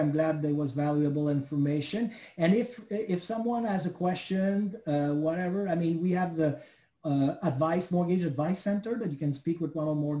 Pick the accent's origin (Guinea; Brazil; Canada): Canada; because I cannot get a U.S. mortgage refinancing mortgage because I'm Canadian.